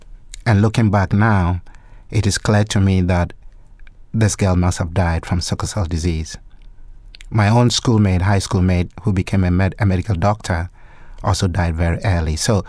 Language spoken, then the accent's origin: English; Ghana; Well, as you know, I was born and raised in Ghana. I did my medical training in Ghana and qualified as a medical doctor.